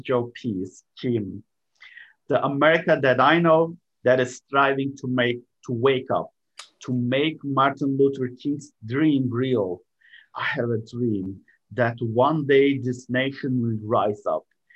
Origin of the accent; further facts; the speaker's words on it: Istanbul, Turkey; moved away as an adult; also born or lived in Cincinnati, Ohio; now in United States; I am originally from Istanbul, Turkey